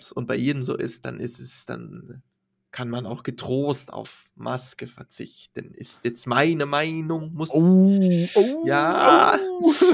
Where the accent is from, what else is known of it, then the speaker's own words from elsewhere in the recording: Lübeck, Schleswig-Holstein, Germany; Schleswig-Holstein, aus Lübeck komme ich.